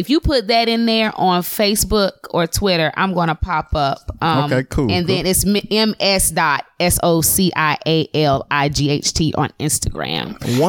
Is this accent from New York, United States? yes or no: no; Monroe, North Carolina, United States; now in Charlotte, United States; I was raised in Monroe, but I'm gonna rep Charlotte.